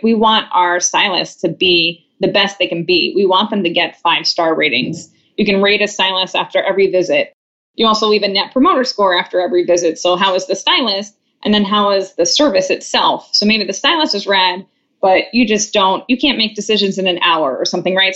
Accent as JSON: {"language": "English", "area": "Long Island", "region": "New York", "country": "United States", "moved": "yes", "lives_now": "San Francisco, United States", "said": "I'm from Long Island"}